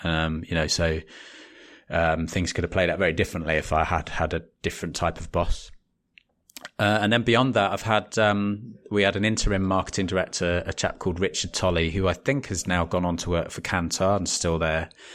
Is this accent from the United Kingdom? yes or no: yes; West Wickham, London, United Kingdom; moved away; also born or lived in Bromley / Leeds; I was born in Bromley and grew up in a little town called West Wickham in the South East.